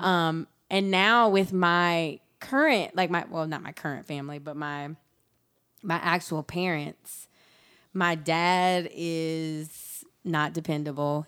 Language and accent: English; rural South Georgia, United States; I grew up in rural South Georgia on a dirt road